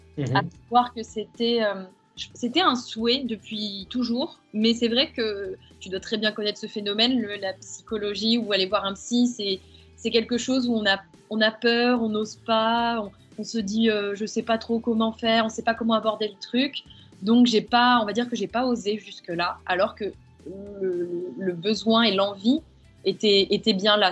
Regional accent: the South, France; moved away as an adult; je suis revenue sur ma terre natale euh, dans le sud

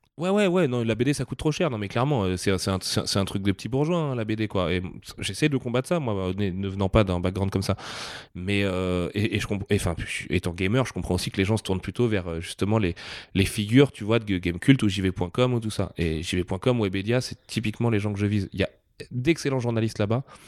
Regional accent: Nantes, Pays de la Loire, France; en tant que Nantais

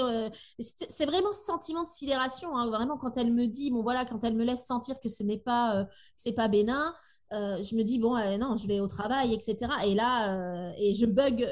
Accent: Tours, Centre-Val de Loire, France; moved away as an adult; now in Brittany, France; Nous habitons en Bretagne, depuis dix ans, on est des Tourangeaux exilés euh, par ici

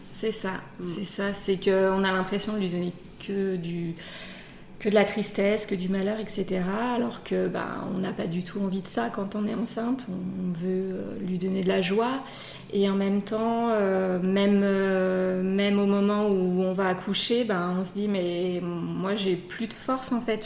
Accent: Savoie, Auvergne-Rhône-Alpes, France; on est savoyard dans la famille

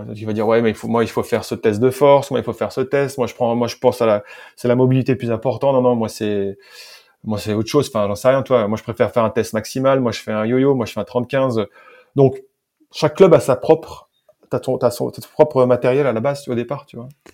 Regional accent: France; accent: French; moved away; j'ai fait avec mon vieil accent français, mais je l'ai fait en anglais

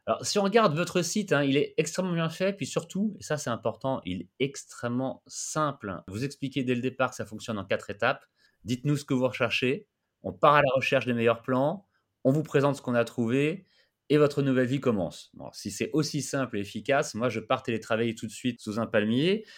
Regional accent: France; chez nous en France

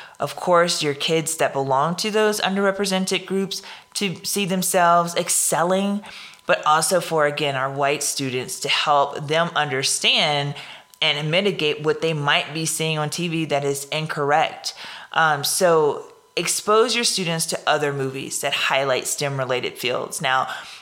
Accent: Louisiana, United States; accent: Louisiana; my Louisiana accent

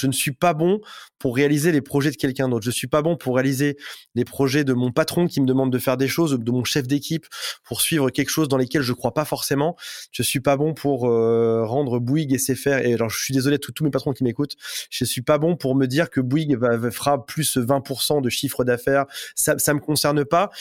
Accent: Metz, Grand Est, France; je viens de Metz

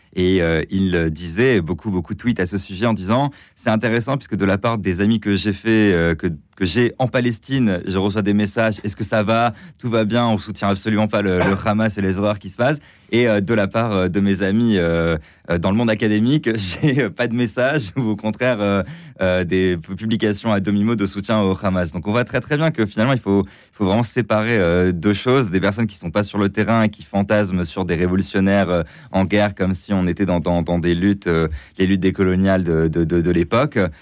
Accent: France; en tant que Français

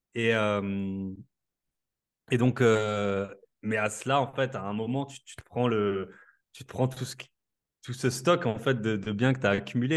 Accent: Alsace, Grand Est, France; accent: Alsatian; je suis alsacien comme ça s'entend

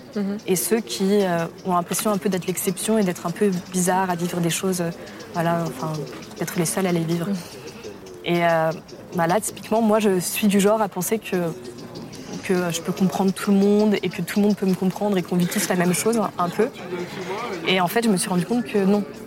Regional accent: Paris, Île-de-France, France; also born or lived in Germany / Poland; je, suis arrivée à Paris, en grande section de maternelle, dans le 9e arrondissement. Et euh, je suis à Paris depuis

